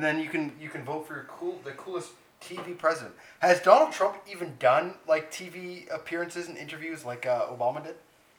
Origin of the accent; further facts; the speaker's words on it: Canada; I can't even do Canadian accent. I'm Canadian.